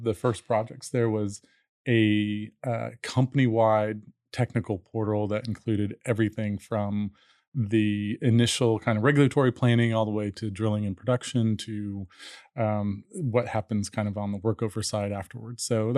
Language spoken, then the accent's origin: English; Dallas, Texas, United States; also born or lived in Colorado; So, born in Colorado, grew up mostly in Dallas, and was interested kind of in technology and kind of information all along. Went to Texas A&M undergrad